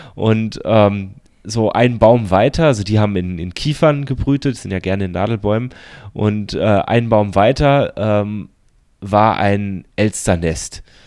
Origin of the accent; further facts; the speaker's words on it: Baden-Württemberg, Germany; moved away; in dem Landkreis, wo ich, wo ich herkomme.